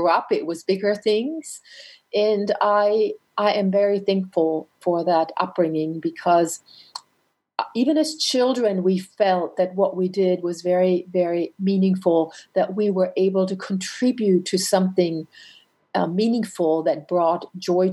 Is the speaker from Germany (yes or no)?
yes; Franconia, northern Bavaria, Germany; moved away; also born or lived in North America; I grew up in Franconia, which is in northern Bavaria